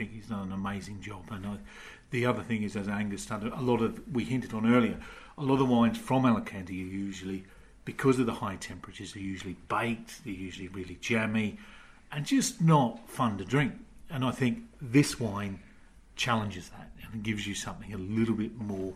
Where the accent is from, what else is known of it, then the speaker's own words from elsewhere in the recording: Australia; now in United Kingdom; being Australian